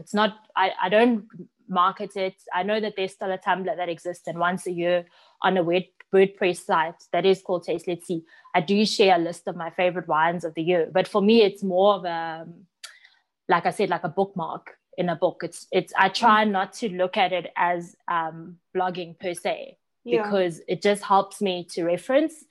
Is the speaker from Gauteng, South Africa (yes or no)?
yes; Johannesburg, Gauteng, South Africa; growing up in Johannesburg, my parents had a bottle store in an area called Vosloorus